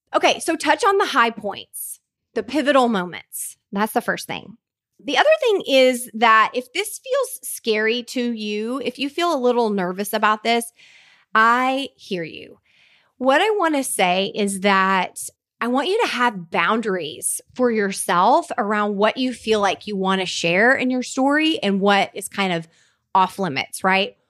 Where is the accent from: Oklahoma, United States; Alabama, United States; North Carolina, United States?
Oklahoma, United States; I grew up in a really tiny Oklahoma town